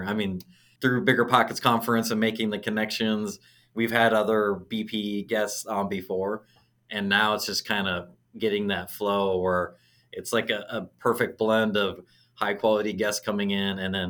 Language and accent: English; Auburn, Washington, United States; So I'm originally from Seattle, but I grew up in a small city. It's called Auburn. So it's about an hour south of Seattle. Grew up on a farm.